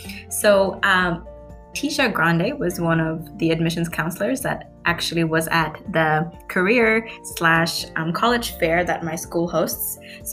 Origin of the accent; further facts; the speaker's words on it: Vietnam; also born or lived in Kuala Lumpur, Malaysia; So I come from a big city called Kuala Lumpur in Malaysia. My parents are from Bangladesh. I grew up in Vietnam, and because of my dad's job, we ended up in Malaysia.